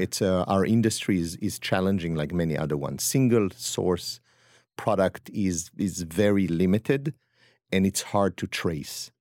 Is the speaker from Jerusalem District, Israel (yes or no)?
no; Upper Eastern Galilee, Northern District, Israel; accent: French; moved away as an adult; also born or lived in France / Lyon, France; now in New York, United States; I am from Israel, from the north, from the Galilee, Upper Eastern Galilee